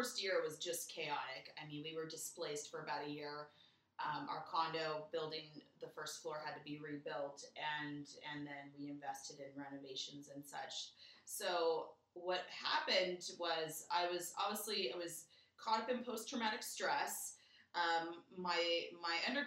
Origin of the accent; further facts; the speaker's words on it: Southern California, United States; moved away as an adult; also born or lived in Los Angeles; now in Calgary, Canada; I'm obviously born and raised in Southern California.